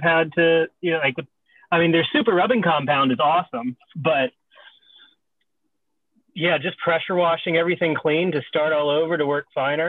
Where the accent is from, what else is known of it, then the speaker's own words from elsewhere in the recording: Charlotte, North Carolina, United States; also born or lived in Florida; now in Texas, United States; I grew up in Charlotte